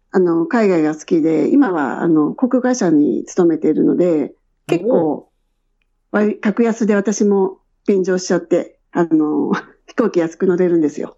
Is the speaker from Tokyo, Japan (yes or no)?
yes; Edogawa, Tokyo, Japan; moved away as an adult; also born or lived in Shinjuku, Tokyo; now in Australia; 出身は、あの、江戸川区で育ちました